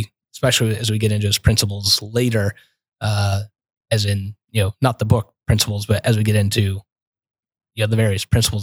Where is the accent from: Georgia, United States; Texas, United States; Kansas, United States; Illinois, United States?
Kansas, United States; I'm from Kansas